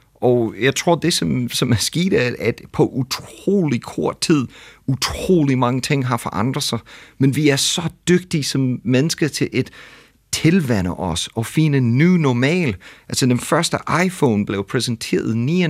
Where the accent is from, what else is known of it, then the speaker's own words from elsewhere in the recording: United States; Danish is a second language; now in Denmark; jeg kommer fra USA